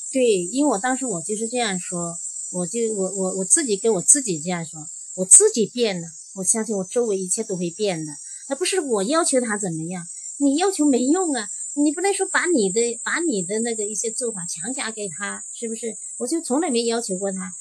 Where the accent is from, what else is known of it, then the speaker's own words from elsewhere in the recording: Jiangxi, China; moved away; 因为我也是江西的，呃，当时就回了一趟老家